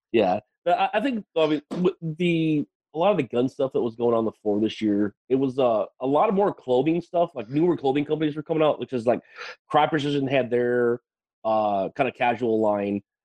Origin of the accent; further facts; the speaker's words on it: Wisconsin, United States; now in Texas, United States; I'm from Wisconsin originally